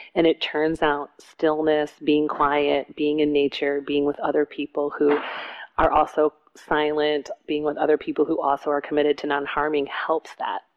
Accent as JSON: {"language": "English", "town": "Detroit", "region": "Michigan", "country": "United States", "tie": "born or raised there", "said": "I grew up in Detroit"}